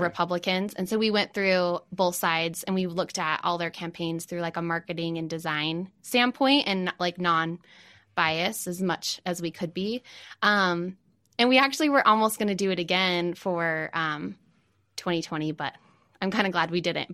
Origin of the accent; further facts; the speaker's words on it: Farmington, Utah, United States; also born or lived in New York / Salt Lake City; I grew up in Farmington and now I'm in Salt Lake.